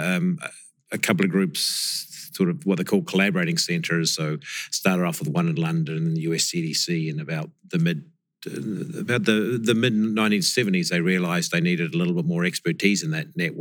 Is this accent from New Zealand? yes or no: yes; New Zealand; moved away as an adult; now in Memphis, United States; originally a New Zealander, so I did my studies down in New Zealand on viruses.